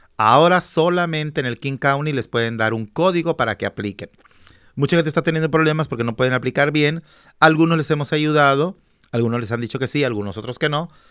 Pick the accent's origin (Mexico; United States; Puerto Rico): Mexico; moved away